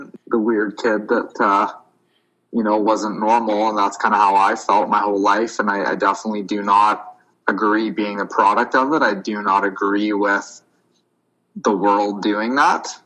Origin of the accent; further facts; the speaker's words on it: Winnipeg, Manitoba, Canada; we grew up in Winnipeg